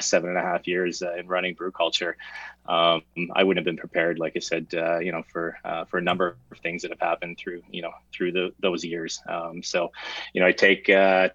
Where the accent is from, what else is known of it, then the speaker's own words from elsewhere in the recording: Waterdown, Ontario, Canada; moved away as an adult; also born or lived in Vancouver / Central America / United States; now in Bracebridge, Canada; I grew up in Waterdown, Ontario. Born and raised, spent 19 years there